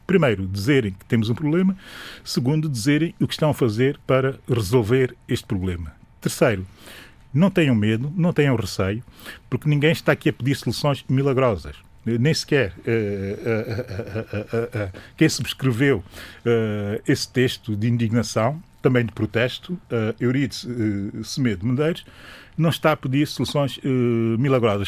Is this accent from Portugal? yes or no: no; São Tomé & Príncipe; sou São Tomense